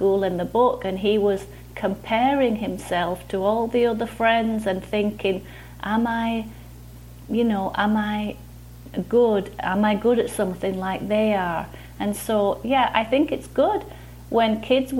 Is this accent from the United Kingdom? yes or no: yes; near Manchester, North West England, United Kingdom; moved away as an adult; now in Michigan, United States; I grew up in a place near Manchester that's in Northern England